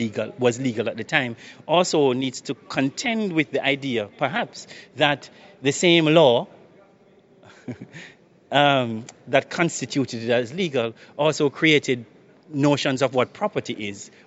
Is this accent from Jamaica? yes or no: yes; Jamaica; also born or lived in United Kingdom; now in Netherlands; I'm Jamaican